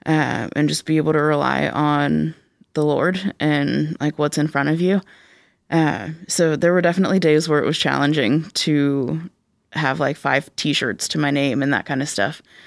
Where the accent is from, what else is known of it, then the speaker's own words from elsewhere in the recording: Pittsburgh, Pennsylvania, United States; accent: Pittsburghese; moved away as an adult; now in Cedarville, United States; I grew up in Pittsburgh.